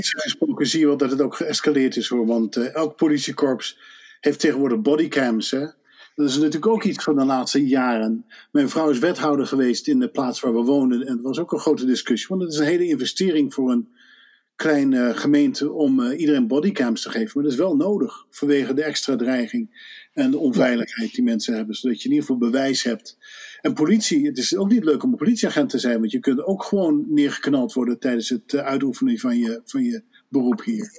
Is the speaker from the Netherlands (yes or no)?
yes; Netherlands; moved away as an adult; now in United States; als je als Hollander op een gegeven moment emigreert, wat ik twintig jaar geleden heb gedaan